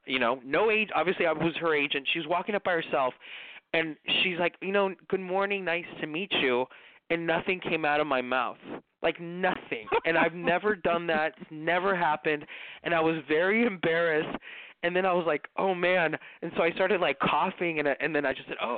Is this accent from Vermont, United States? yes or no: no; Los Angeles, California, United States; growing up in the East part of Los Angeles